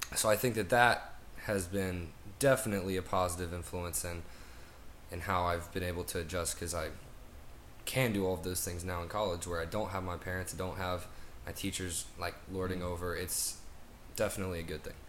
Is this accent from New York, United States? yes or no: no; Nashville, Tennessee, United States; I'm from Nashville, Tennessee